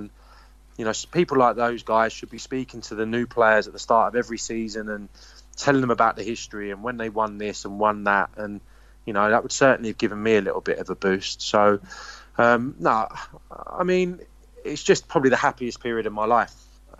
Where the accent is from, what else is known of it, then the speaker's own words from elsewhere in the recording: London, United Kingdom; I'm English. You know, I was born here and I support England and I'm a Londoner. But yeah, I'm very proud of my Scottish roots, my Scottish family